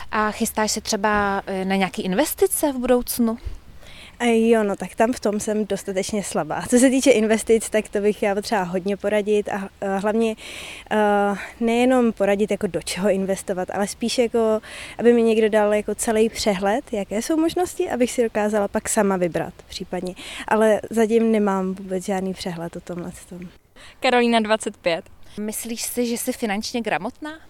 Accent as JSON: {"language": "Czech", "country": "Germany", "said": "Je mi 30 let a myslím, že eh, jsem ze Německu a musím myslet na moje budoucnost"}